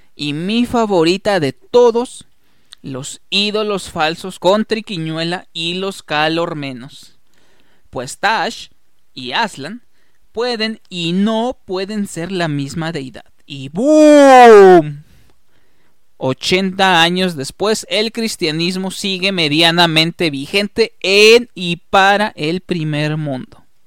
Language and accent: Spanish; Mexico; como mexicanos